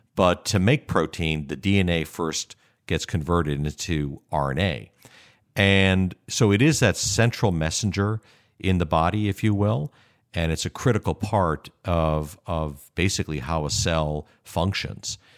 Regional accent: Chicago, Illinois, United States; moved away as an adult; also born or lived in Kalamazoo / Seattle; I was born and raised in Chicago

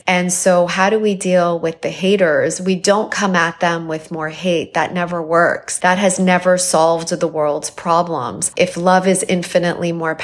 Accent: Toronto, Ontario, Canada; also born or lived in Iran; I was born in Iran, moved to Toronto. My parents wanted to give us a better life. And I moved there when I was 3 years old

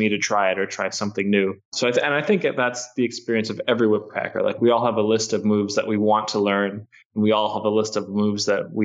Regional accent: Toronto, Ontario, Canada; I'm from Toronto

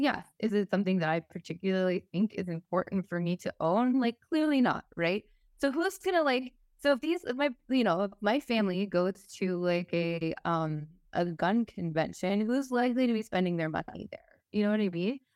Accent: Texas, United States; I'm from Texas, so maybe this is, like, Texan for you also, so maybe I'm also speaking from, like, cultural upbringing

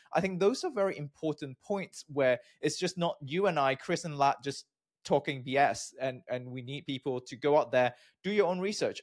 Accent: Malaysia; moved away as an adult; also born or lived in United Kingdom; now in United States; I'm from Malaysia

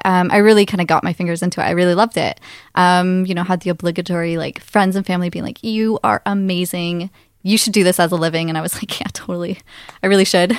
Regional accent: Canada; now in Aberdeen, United Kingdom; I'm originally from Canada, small town Canada

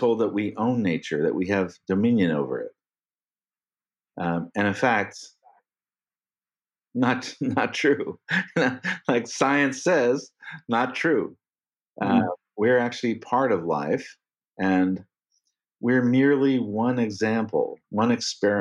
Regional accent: Sudbury, Ontario, Canada; moved away; I joined the board of an architecture school in Northern Canada in my hometown called the McEwen School of Architecture at Laurentian University. And it's in the town where I grew up

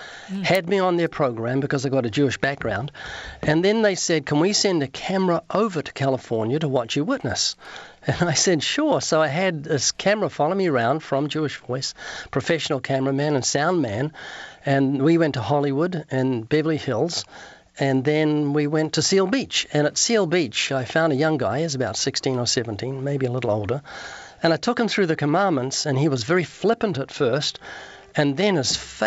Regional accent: New Zealand; moved away; also born or lived in Australia; I'm from New Zealand.

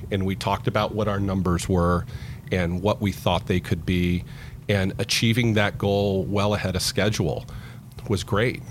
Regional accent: Central Florida, United States; also born or lived in South Carolina; I was born and raised in Central Florida

